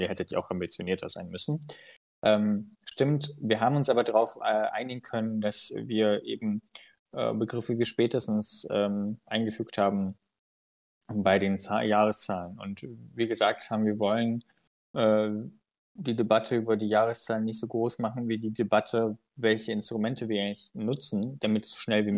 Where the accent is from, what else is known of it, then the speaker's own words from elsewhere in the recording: Unstrut-Hainich-Kreis, Thuringia, Germany; ich komme ja aus dem Mund-Steinig-Kreis